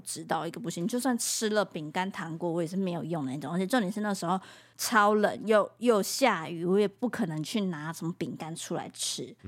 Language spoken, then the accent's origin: Chinese; Taiwan; 我是台湾人